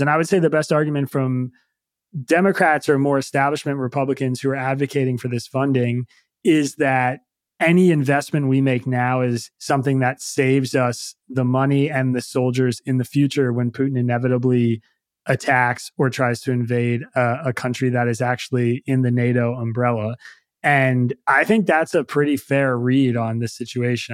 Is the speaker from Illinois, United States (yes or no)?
no; Philadelphia, Pennsylvania, United States; I'm from Philadelphia